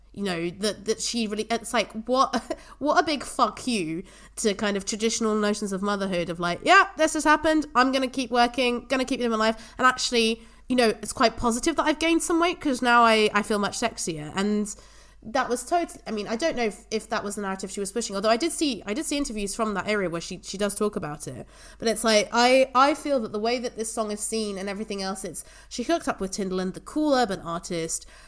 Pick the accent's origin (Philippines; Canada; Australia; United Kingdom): United Kingdom; England; growing up in England